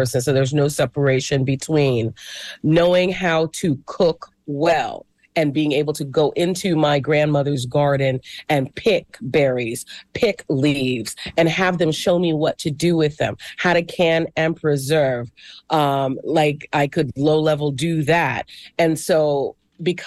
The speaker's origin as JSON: {"language": "English", "region": "New York", "country": "United States", "said": "I'm from New York"}